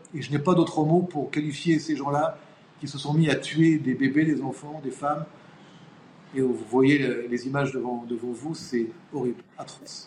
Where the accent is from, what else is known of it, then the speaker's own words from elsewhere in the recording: Israel; chez nous en Israël.